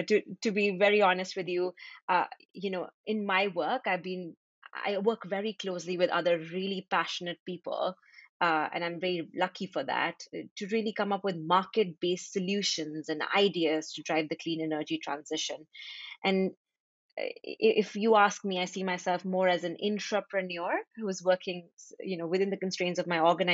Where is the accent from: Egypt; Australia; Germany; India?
India; Delhi; now in Jersey City, United States; I am originally from Delhi, India, but right now I'm living in Jersey City, New Jersey.